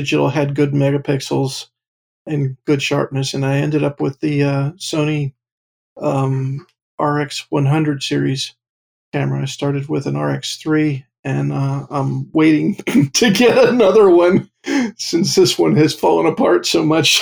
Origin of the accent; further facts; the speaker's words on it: Pottstown, Pennsylvania, United States; also born or lived in Pittsburgh; I'm originally from Pottstown